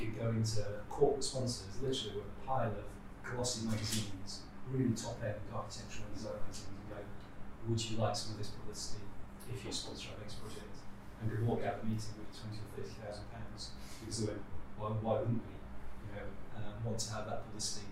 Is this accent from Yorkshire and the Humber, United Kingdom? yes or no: yes; Sheffield, Yorkshire and the Humber, United Kingdom; moved away as an adult; also born or lived in Leicester / Southampton / Livingston; I grew up in Sheffield